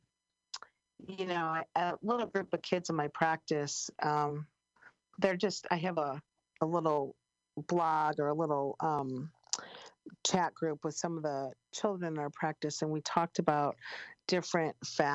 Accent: Chicago, Illinois, United States; I'm from Chicago

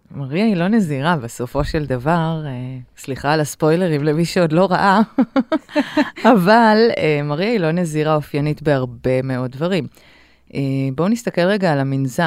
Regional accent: Haifa, Haifa District, Israel; אני גדלתי בחיפה של שנות ה-70 המאוחרות, 80 מוקדמות

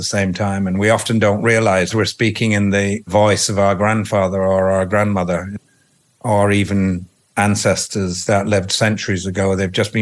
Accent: Yorkshire and the Humber, United Kingdom; I grew up in Yorkshire

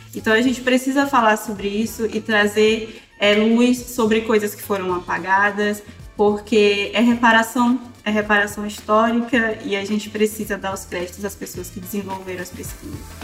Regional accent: Maranhão, Brazil; moved away; also born or lived in Santa Catarina; do Maranhão, que é de onde eu nasci

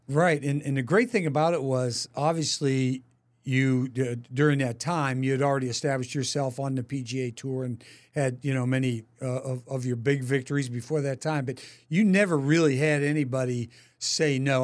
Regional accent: Latrobe, Pennsylvania, United States; now in Kansas City, United States; I'm f, from Latrobe, Pennsylvania, right up the street from Pittsburgh, my hometown

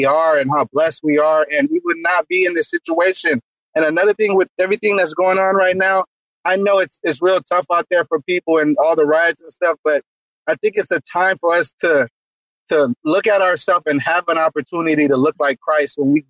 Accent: Jamaica; moved away; I was born in Jamaica

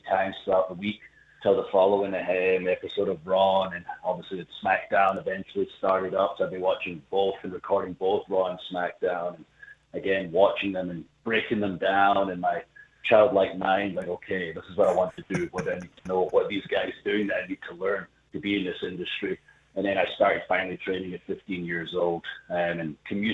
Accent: Scotland, United Kingdom; I'm from Scotland

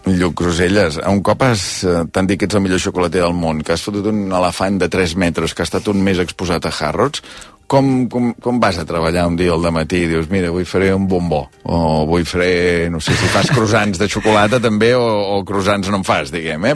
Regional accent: Taradell, Catalonia, Spain

